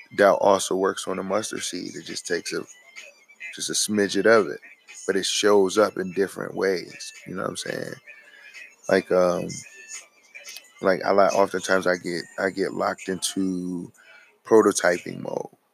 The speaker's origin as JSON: {"language": "English", "country": "United States", "said": "we as American citizens"}